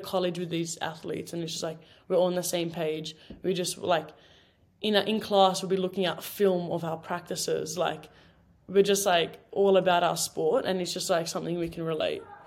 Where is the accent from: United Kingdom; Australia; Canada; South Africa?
Australia; Sydney, New South Wales; moved away as an adult; now in United States